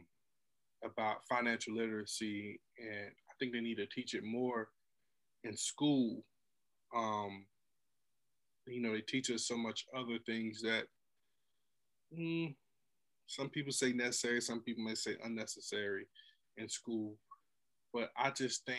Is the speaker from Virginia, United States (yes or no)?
no; New York City, New York, United States; I was born in Brooklyn, New York